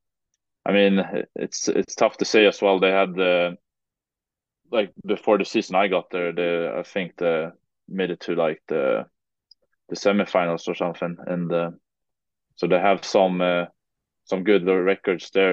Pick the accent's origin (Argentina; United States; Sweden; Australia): Sweden; English is a second language; moved away as an adult; now in Kirkcaldy, United Kingdom; for me as a Swede, we're pretty comfortable playing and talking English